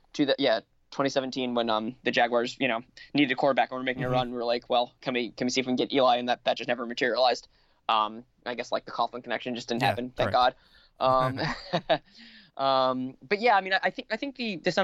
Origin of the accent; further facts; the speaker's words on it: Bergen County, New Jersey, United States; also born or lived in Hoboken, New Jersey; I grew up in Bergen County